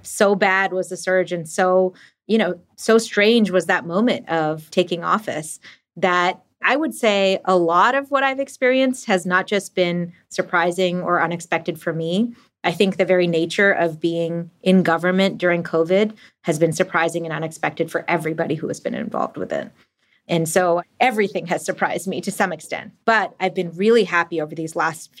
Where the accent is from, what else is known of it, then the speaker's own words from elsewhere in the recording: Burlington, Massachusetts, United States; I grew up in a suburb, so I wish I was cool enough to have actually grown up in the city, but I grew up in a suburb called Burlington and was always, you know, taking the bus and the train to go into Cambridge and Boston to hang out.